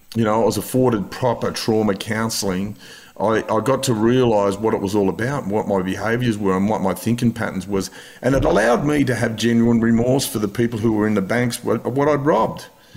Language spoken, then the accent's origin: English; Sydney, New South Wales, Australia; moved away as an adult; also born or lived in Currumbin, Queensland; Like I grew up in the Western Suburbs. There's no beaches in Mount Druitt, and I always wanted to live near the beach.